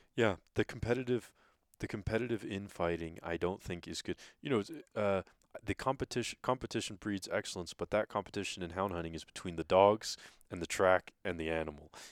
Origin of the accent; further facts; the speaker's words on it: England, United Kingdom; moved away as an adult; now in Idaho, United States; I grew up in England, a country the size of Alabama